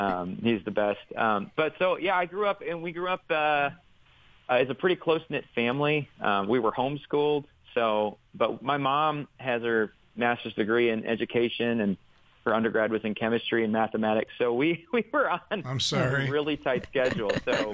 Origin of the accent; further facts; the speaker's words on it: Rockford, Illinois, United States; But I grew up in Rockford, Illinois, in the Rockford Diocese.